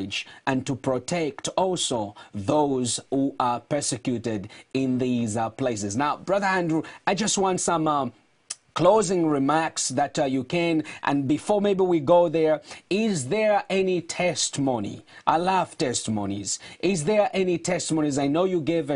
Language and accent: English; Zambia; moved away; I was born in Zambia